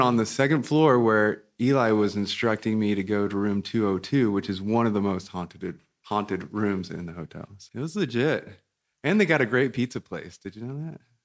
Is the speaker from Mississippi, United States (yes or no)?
no; Independence, Missouri, United States; moved away; also born or lived in Kansas; I grew up in Independence